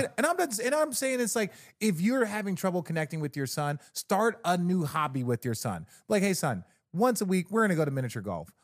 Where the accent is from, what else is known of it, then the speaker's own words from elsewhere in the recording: Arizona, United States; I grew up in Arizona, a lot of Mexicans